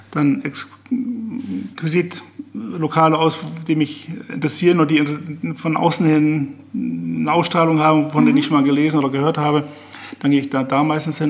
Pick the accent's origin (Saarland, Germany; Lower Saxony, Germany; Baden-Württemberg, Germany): Lower Saxony, Germany; Visbek; Fisbeck ist natürlich meine Heimatstadt, da bin ich geboren, da habe ich mein Leben verbracht, da arbeite